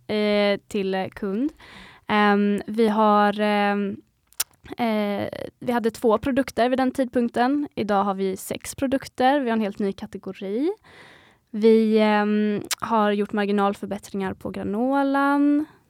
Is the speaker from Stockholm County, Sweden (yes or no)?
no; Skåne, Sweden; Vi kommer från Skåne